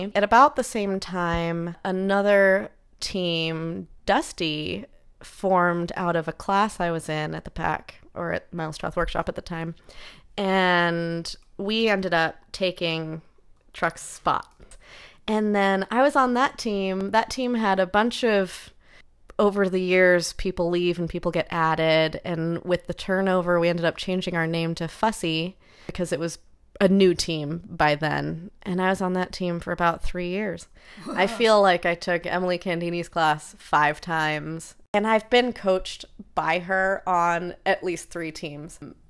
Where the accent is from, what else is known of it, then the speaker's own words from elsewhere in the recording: England, United Kingdom; also born or lived in United States; I was not born there. I moved to England when I was 3 years old.